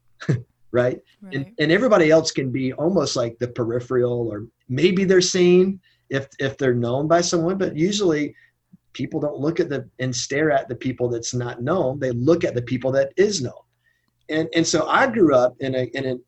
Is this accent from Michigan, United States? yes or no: no; Shelby, North Carolina, United States; moved away; I grew up in Shelby, North Carolina, Cleveland County, with my dad.